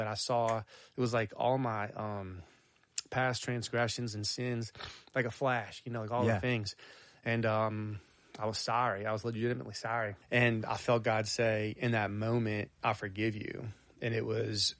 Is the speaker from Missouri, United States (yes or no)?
no; Arabi, Louisiana, United States; I grew up on the South Shore, actually in St. Bernard, but close to the parish line of Orleans Parish. So in Araby, Old Araby